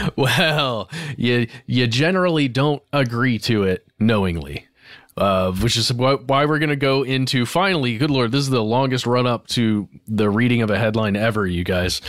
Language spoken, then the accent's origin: English; United States; as I am an American